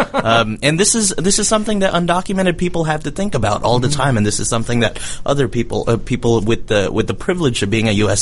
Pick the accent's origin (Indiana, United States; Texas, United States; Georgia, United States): Georgia, United States; Macon; Mercer University down in Macon, where I grew up